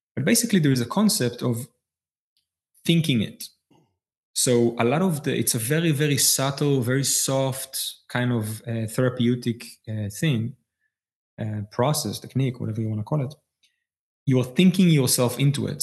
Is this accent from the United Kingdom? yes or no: no; Israel; I was born in Israel.